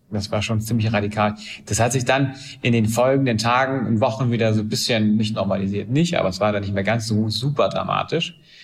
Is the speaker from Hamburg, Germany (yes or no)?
yes; Hamburg, Germany; Ich bin Hamburger, das heißt, so, äh, Wende habe ich aus westdeutscher Sicht gesehen